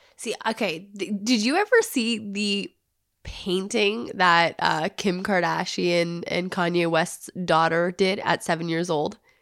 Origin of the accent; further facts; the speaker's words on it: Canada; I'm from Canada.